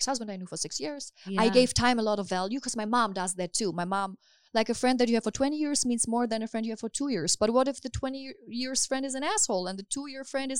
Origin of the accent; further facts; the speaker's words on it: Hamburg, Germany; moved away as an adult; now in Los Angeles, United States; I'm from Hamburg in Germany.